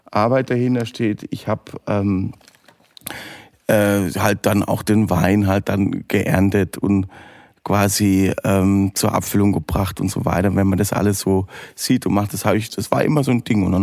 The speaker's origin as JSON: {"language": "German", "region": "Southern Germany", "country": "Germany", "tie": "born or raised there", "said": "Also ich bin äh, in Weinbergen aufgewachsen, das heißt bei uns hinterm Haus in Süddeutschland gab es äh, Weinberg"}